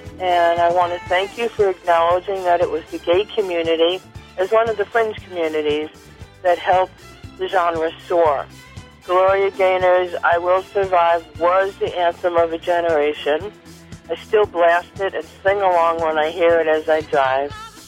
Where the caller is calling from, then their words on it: Philadelphia, Pennsylvania, United States; I'm calling from Philadelphia, Pennsylvania.